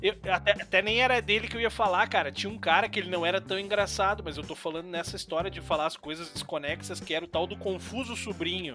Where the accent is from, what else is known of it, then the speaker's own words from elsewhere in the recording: Novo Hamburgo, Rio Grande do Sul, Brazil; moved away as an adult; now in Sapiranga, Brazil; eu sou, eu sou nascido e criado em Canudos, ali em Novo